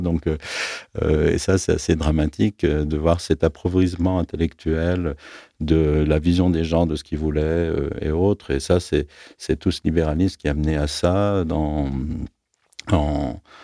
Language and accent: French; Aix-les-Bains, Auvergne-Rhône-Alpes, France; moved away as an adult; also born or lived in Grenoble / Netherlands; now in Lyon, France; moi j'ai grandi en Savoie. J'avais l'idée que jamais je ne quitterais ma ville natale, avec Aix-les-Bains